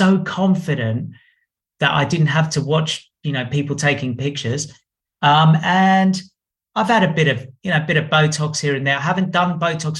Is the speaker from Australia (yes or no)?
yes; Australia; I'm from Australia